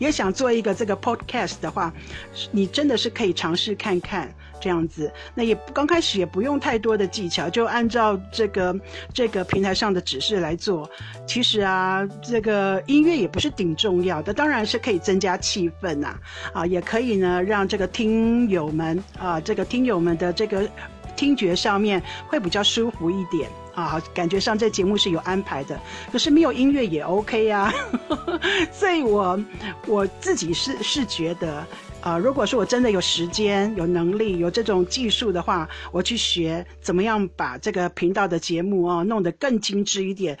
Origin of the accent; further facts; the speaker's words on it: China; 所以一旦我说中国人叫骄傲，我就会说历史文化，我们五千年的文化。